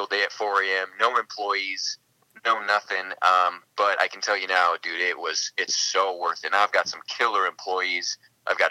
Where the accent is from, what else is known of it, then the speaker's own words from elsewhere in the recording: Billings, Montana, United States; I'm from Billings, Montana, up here in the north, where it's been below zero for the last, like, 3 months